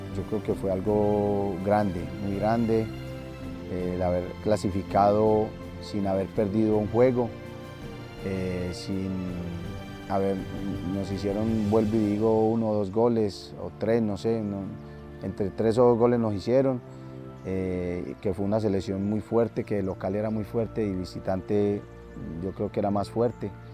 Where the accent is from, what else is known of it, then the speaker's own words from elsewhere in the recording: Colombia; acá en nuestro país